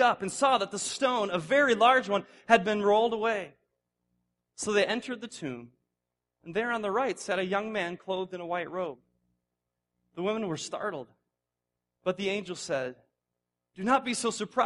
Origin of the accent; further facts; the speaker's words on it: Indiana, United States; moved away; I'm from Indiana. That's where I was before moving here